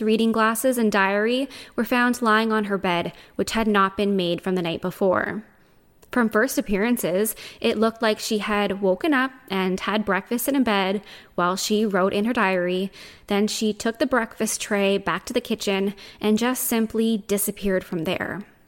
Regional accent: Canada; Even though I'm Canadian, my French is terrible

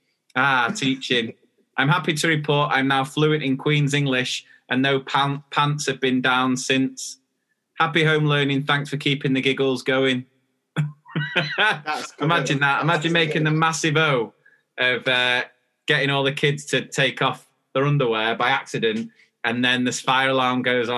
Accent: Australia; now in England, United Kingdom; I'm an Australian living in England. In Australia, we call pants your knickers

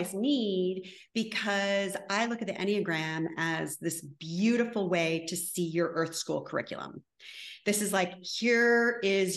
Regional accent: Connecticut, United States; moved away

